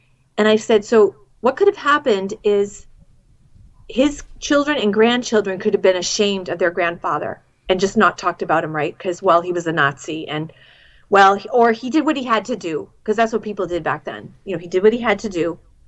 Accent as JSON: {"language": "English", "region": "New England", "country": "United States", "said": "I'm from New England, and we're, like, booky people."}